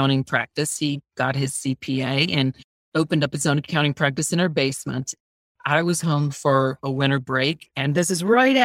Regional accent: Georgia, United States; moved away as an adult; now in Washington, D.C., United States; growing up in Georgia

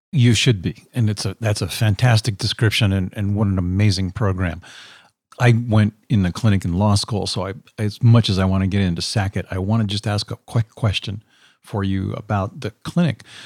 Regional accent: Pennsylvania, United States; I grew up in Pennsylvania in a small little town that had a dye factory upriver

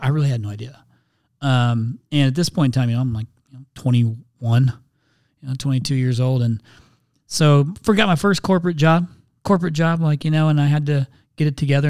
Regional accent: Indiana, United States; moved away as an adult; now in Phoenix, United States; I'm from Indiana originally, so I grew up on a big old corn and soybean farm

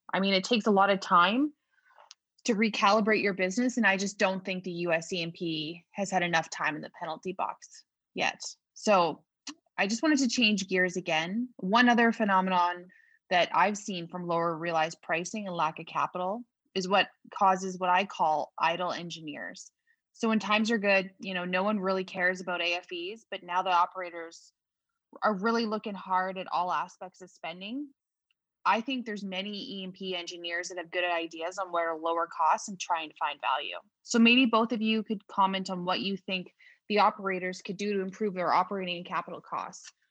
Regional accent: Canada; I'm from Canada.

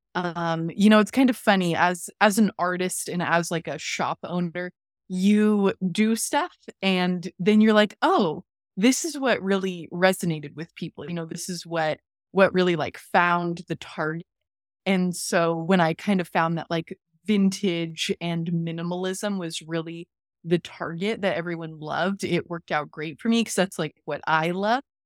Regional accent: Seattle, Washington, United States; I'm from Seattle, live in Seattle.

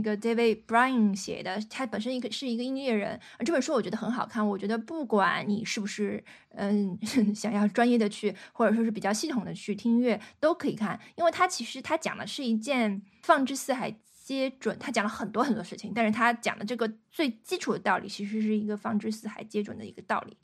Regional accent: northern China, China; 我是嗯。北方人嘛

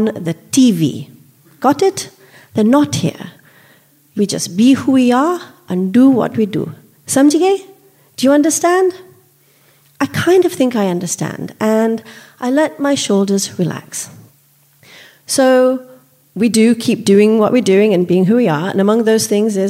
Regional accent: Solihull, West Midlands, United Kingdom; moved away as an adult; also born or lived in India; now in United States; I'm an Indian immigrant, and while I live in America now, I grew up in Solihull, just outside Birmingham

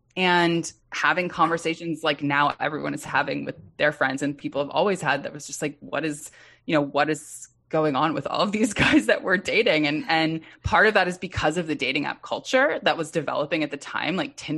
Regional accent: Los Angeles, California, United States; Yeah, I'm from West Los Angeles. For whatever reason, we all make choices at 17. My choice was to go to college in Minnesota

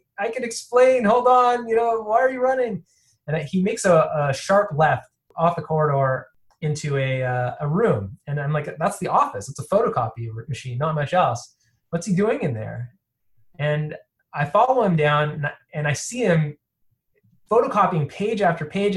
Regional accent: Toronto, Ontario, Canada; now in Boston, United States; I was born in Toronto, Canada, and to wonderful South African parents. I grew up fairly traditional

